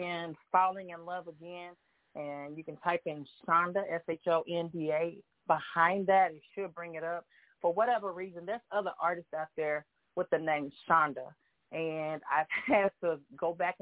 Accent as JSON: {"language": "English", "town": "Boynton", "region": "Oklahoma", "country": "United States", "tie": "born or raised there", "said": "I am born and raised in Oklahoma. I was actually born and raised in a little bitty town right by Muskogee, Boynton, from the country."}